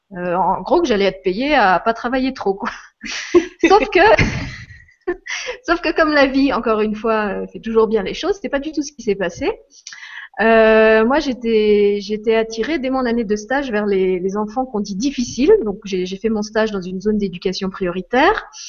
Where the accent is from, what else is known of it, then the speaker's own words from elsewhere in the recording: Moselle, Lorraine, Grand Est, France; je suis je suis Lorraine, j'ai grandi en Moselle